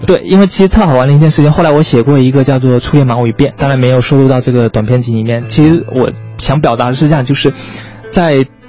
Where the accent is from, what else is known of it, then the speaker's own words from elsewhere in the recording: Quanzhou, Fujian, China; moved away; 我是泉州人，是闽南人